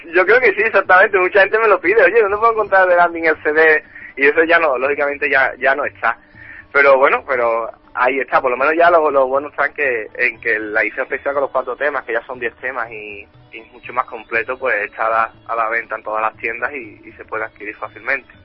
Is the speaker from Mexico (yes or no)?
no; Andalusia, Spain; En mi tierra